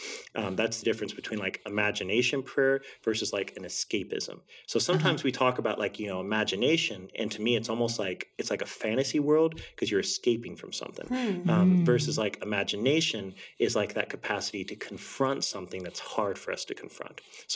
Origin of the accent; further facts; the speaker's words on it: Texas, United States; born and raised in Texas, so Texan pretty much all my life